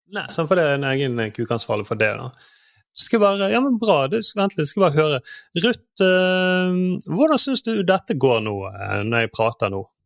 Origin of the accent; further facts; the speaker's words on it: Southern Norway, Norway; som søring